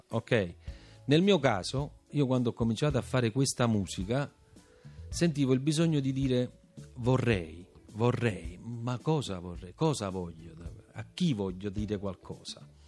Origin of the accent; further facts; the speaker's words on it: Naples, Campania, Italy; essere napoletano